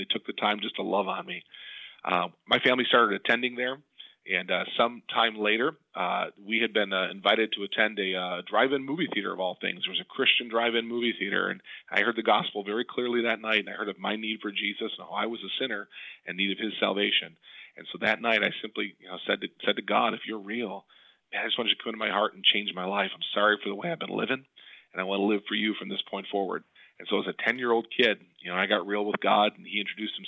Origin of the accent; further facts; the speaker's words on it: Depew, New York, United States; I was a kid growing up in the Buffalo, New York area. I was in a suburb of Depew